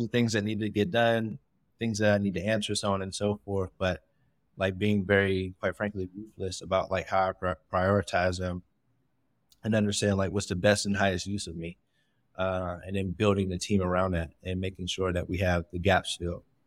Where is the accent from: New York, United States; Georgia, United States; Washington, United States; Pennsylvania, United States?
Pennsylvania, United States; Pittsburgh; I'm originally from Pittsburgh, Pennsylvania